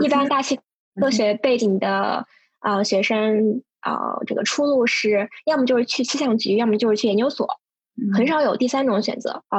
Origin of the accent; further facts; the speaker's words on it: Urumqi, Xinjiang, China; now in New York, United States; 对我来自乌鲁木齐，确实乌鲁木齐和西宁差的有点距离，但是都可以归归类为不包邮区，所以嗯，这个还算是相近吧。唯一的共同点不包邮区，大西北。